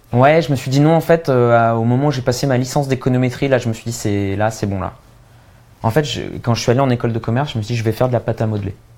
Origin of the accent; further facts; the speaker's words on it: Châtillon, Île-de-France, France; je viens de Châtillon, en banlieue parisienne. Euh, ensuite, euh, j'ai fait des études ultra classiques. Moi, je suis modèle Bourdieu, quoi. Fils de pharmacien, euh, j'ai grandi, tu vois, dans une, dans une banlieue tranquille bourgeoise